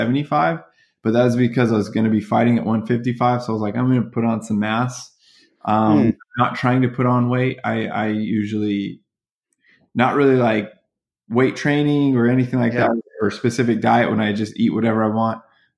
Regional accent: Virginia, United States; So I always consider Virginia. And so my closest friendships are the kids I grew up with in Virginia.

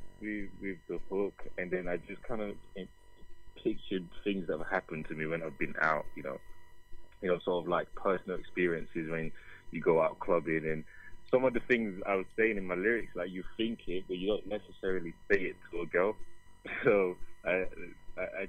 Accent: Nigeria; am a Nigerian. I'm Igbo

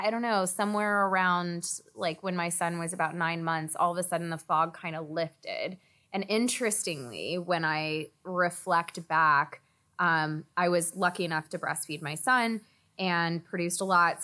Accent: Texas, United States; now in New York, United States; I grew up in Texas

